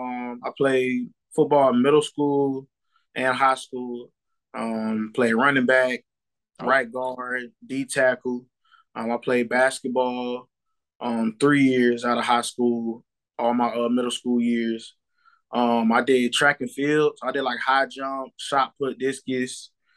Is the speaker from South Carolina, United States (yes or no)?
yes; South Carolina, United States; also born or lived in Jacksonville, North Carolina; South Carolina. I was born in North Carolina, in Jacksonville military base. Then I moved to South Carolina. So I'm a Carolina kid all the way around.